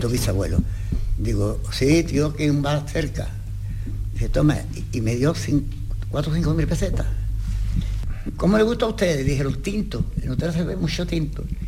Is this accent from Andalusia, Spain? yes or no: yes; Utrera, Andalusia, Spain; nosotros somos de Utrera.